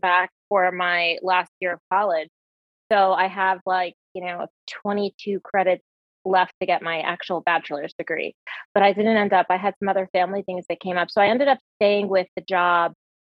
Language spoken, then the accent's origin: English; New Jersey, United States; moved away as an adult; now in Cave Creek, United States; born and raised in New Jersey